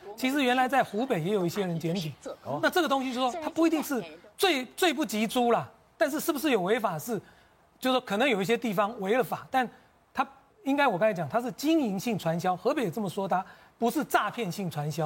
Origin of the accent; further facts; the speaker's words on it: Taiwan; 我们台湾人